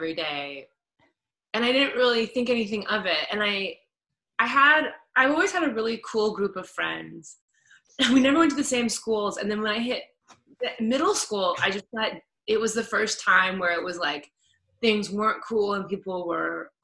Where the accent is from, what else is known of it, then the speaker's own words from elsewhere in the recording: Kansas City, United States; also born or lived in New York; now in Los Angeles, United States; Kansas City. I'm from Kansas City